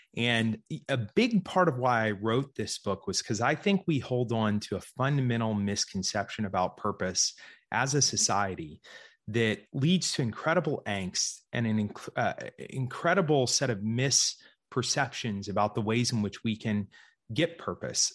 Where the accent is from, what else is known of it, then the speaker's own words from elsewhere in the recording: Georgia, United States; also born or lived in Central Florida; I was actually born in Florida, grew up in Georgia